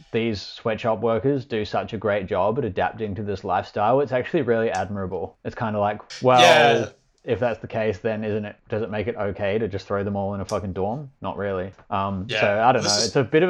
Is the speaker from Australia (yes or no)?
yes; Australia; And I'm like, Australia.